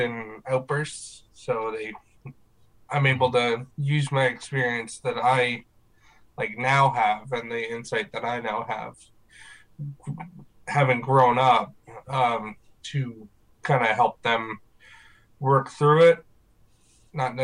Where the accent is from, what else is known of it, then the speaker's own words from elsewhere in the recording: Riverview, New Brunswick, Canada; I am from Riverview, New Brunswick. Been here for most of my life.